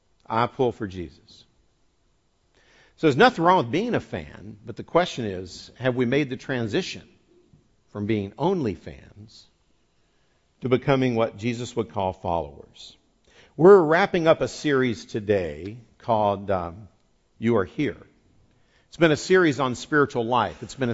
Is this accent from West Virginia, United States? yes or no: yes; West Virginia, United States; moved away; I grew up in West Virginia